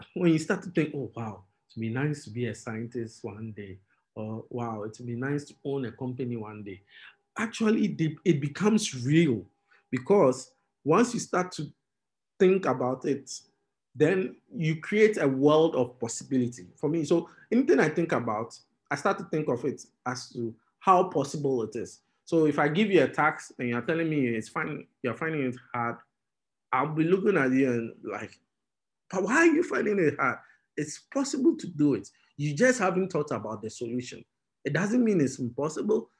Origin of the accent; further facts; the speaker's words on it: Tema, Greater Accra, Ghana; also born or lived in Keta; I was born at Tema General Hospital. I grew up in Tema